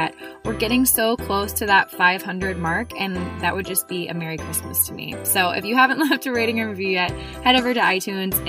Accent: Columbus, United States; we're both from Columbus

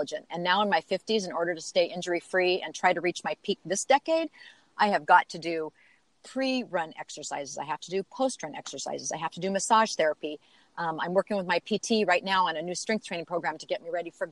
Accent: Seattle, Washington, United States; moved away as an adult; also born or lived in Phoenix, Arizona; I grew up in Seattle, and we moved to Phoenix when I was in my mid-30s.

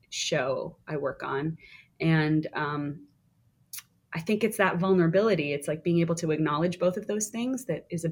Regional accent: just outside of Toronto, Ontario, Canada; moved away as an adult; now in New York, United States; I grew up just outside of Toronto, Canada

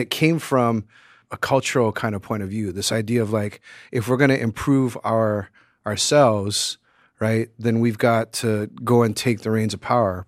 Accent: Hawaii, United States; moved away; reggae in the Caribbean, you know, which I grew up with in Hawaii

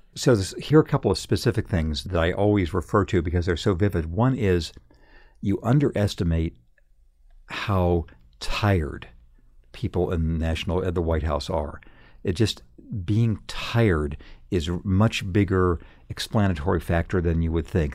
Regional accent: Redlands, California, United States; moved away; my hometown of Redlands, California, when I was a kid

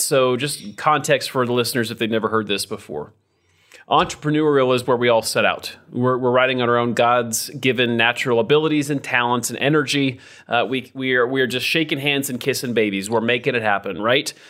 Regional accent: Idaho, United States; I'm from Idaho.

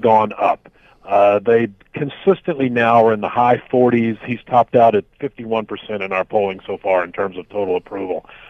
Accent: United States; like a lot of Americans

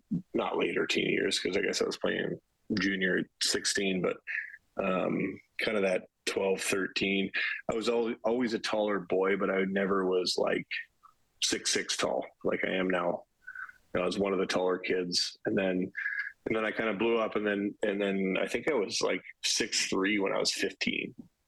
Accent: Canada; also born or lived in Regina / Newmarket / Winnipeg / Vancouver; I grew up Canadian, so I bounced around a lot. I was born in Regina. Moved to Newmarket, suburb of Toronto, to Winnipeg, to Vancouver, to Calgary before I was 10.

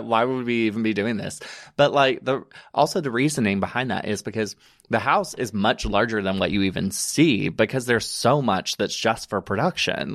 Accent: Alabama, United States; born or raised there; moved away as an adult; also born or lived in Chattanooga, Tennessee; now in New York, United States

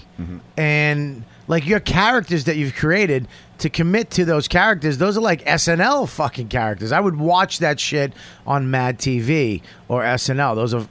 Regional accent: Dorchester, Massachusetts, United States; I'm fucking joking, dude. I'm from Dorchester.

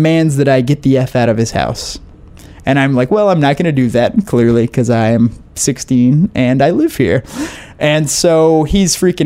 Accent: southern Louisiana, United States; I am from southern Louisiana, which is very rural, and I'm Cajun French. My family is super Cajun

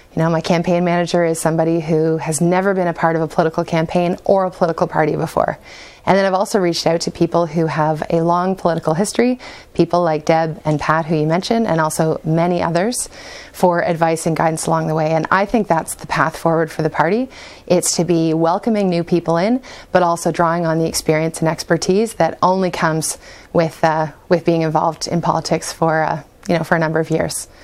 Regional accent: Exeter, Ontario, Canada; now in London, Canada; I grew up in Exeter

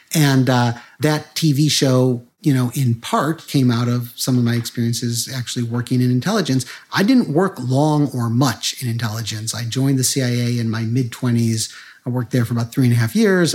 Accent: Chicago, Illinois, United States; I grew up in Chicago

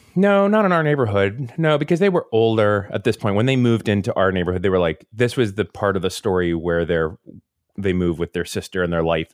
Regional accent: Seminole, Florida, United States; I grew up in Seminole, Florida

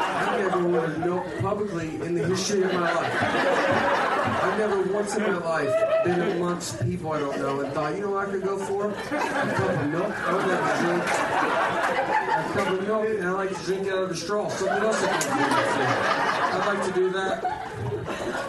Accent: Nashville, Tennessee, United States; I moved back to Nashville. I'm from Nashville

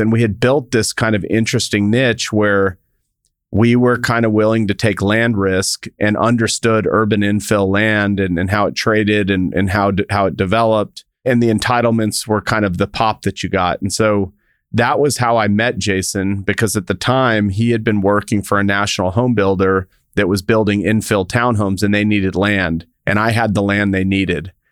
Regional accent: El Paso, Texas, United States; I grew up in El Paso, Texas

